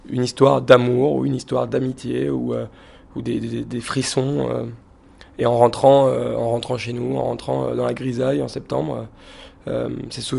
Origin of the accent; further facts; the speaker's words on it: Lyon, Auvergne-Rhône-Alpes, France; parce qu'on vient de la Presqu'île, de Lyon. Et c'est un peu le siège. Euh, on travaille dans la presqu'île, on vit dans la presqu'île.